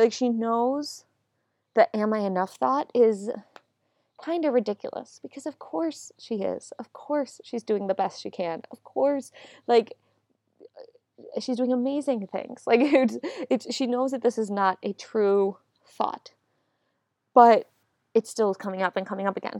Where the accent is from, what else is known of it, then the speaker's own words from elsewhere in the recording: Buffalo, New York, United States; now in Washington, D.C., United States; Buffalo, my hometown.